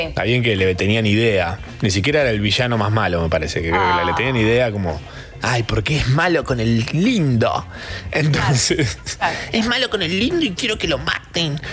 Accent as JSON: {"language": "Spanish", "town": "Capilla del Monte", "region": "Córdoba", "country": "Argentina", "said": "yo soy de Capilla del Monte"}